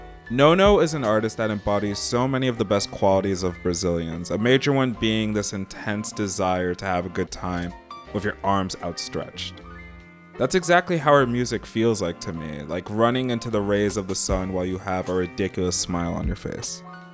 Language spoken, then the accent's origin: English; London, United Kingdom; now in New York, United States; And I bring this up because I grew up a bit in London myself. I'm in New York.